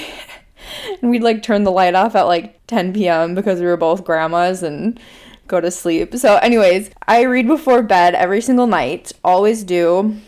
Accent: Minnesota, United States; accent: Minnesota; My family is originally from Chicago, but I grew up in Minnesota. I went to college in Minnesota, and I live in Minnesota now

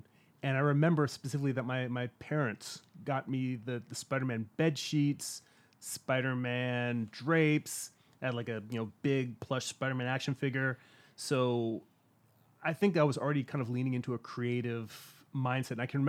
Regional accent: California, United States; also born or lived in Long Island, New York; I grew up in California. I was born in New York on Long Island, and my family moved out here when I was about 4 years old, so I don't really count myself as a true New Yorker.

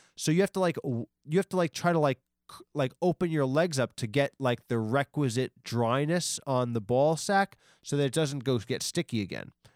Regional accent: Long Island, New York, United States; I was from Long I, I've always been from Long Island

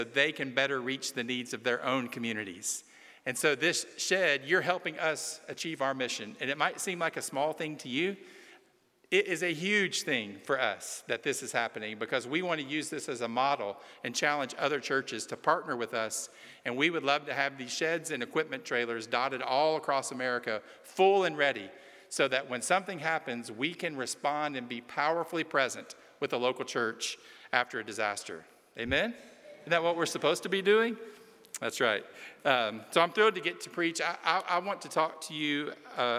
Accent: just outside of Chattanooga, Tennessee, United States; I'm from Tennessee. I'm from just outside of Chattanooga

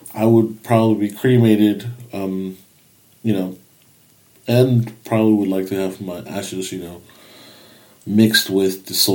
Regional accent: Mexico; I grew up in Mexico

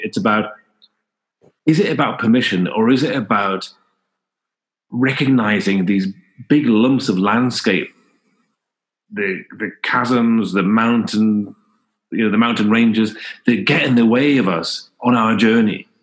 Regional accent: Newcastle upon Tyne, North East England, United Kingdom; I was born in in Newcastle

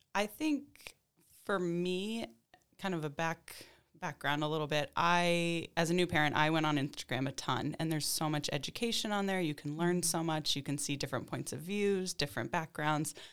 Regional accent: Kansas City, Missouri, United States; moved away as an adult; also born or lived in Albany; now in Glens Falls, United States; I grew up in the Midwest in Kansas City

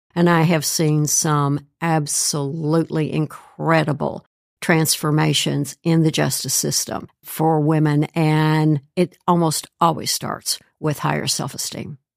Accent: Kentucky, United States; moved away as an adult; also born or lived in Tennessee / Georgia; now in Cincinnati, United States; I grew up in Kentucky, went to the University of Tennessee

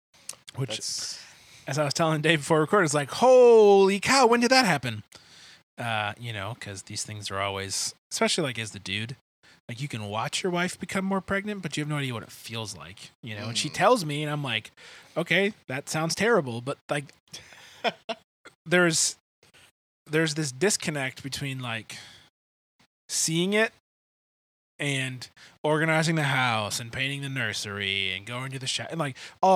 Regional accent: Michigan, United States; moved away; I grew up in Michigan. We didn't really have any hurricanes

